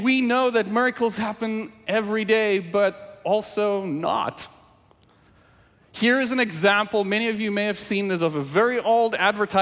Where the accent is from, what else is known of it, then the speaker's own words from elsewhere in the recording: South Africa; first language Afrikaans; English is a second language; moved away; English is my second language, and I grew up speaking Afrikaans from South Africa